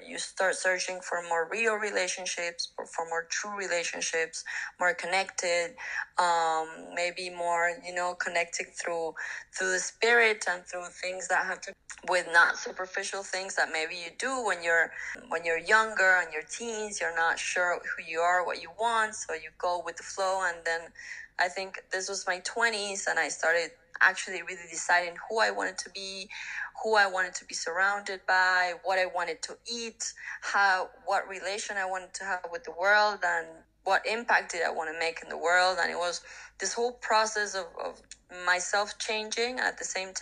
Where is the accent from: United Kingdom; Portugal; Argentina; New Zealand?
Argentina; moved away as an adult; also born or lived in Mexico City, Mexico; my hometown, that is a very small town in Argentina